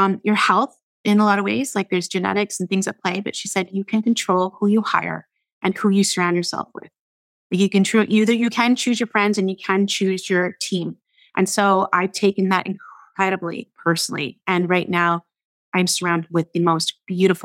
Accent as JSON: {"language": "English", "town": "Fort Erie", "region": "Ontario", "country": "Canada", "tie": "born or raised there", "moved": "yes", "lives_now": "Vancouver, Canada", "said": "I'm a small town girl growing up in Fort Erie, Ontario, right across from you in Buffalo, New York"}